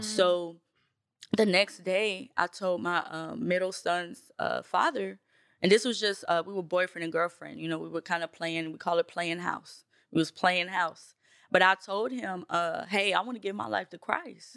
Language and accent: English; Nashville, Tennessee, United States; also born or lived in Bronx, New York; I am from Nashville, Tennessee. I was born in the Bronx, New York. That's where my family is from